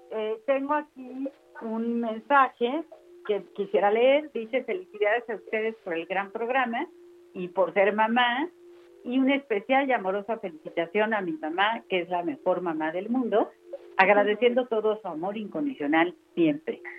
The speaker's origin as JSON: {"language": "Spanish", "country": "Mexico", "said": "para nosotros como mexicanos honramos con mucha intensidad a nuestras madres"}